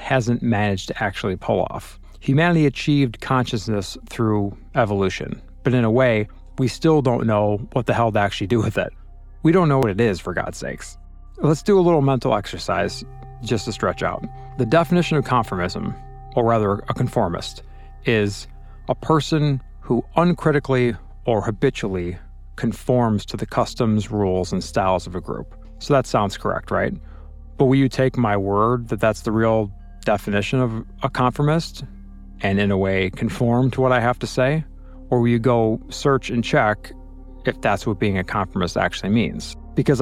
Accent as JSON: {"language": "English", "region": "Illinois", "country": "United States", "said": "I'm from Illinois"}